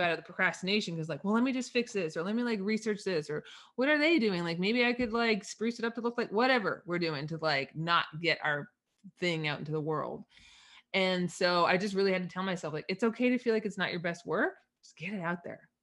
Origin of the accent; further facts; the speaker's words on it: East Coast, Canada; I'm Canadian up, up north